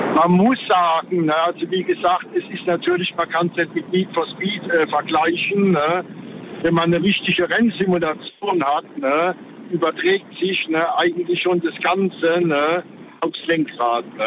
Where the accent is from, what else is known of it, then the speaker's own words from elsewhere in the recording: Frankenthal, Rhineland-Palatinate, Germany; Ich komme aus Frankenthal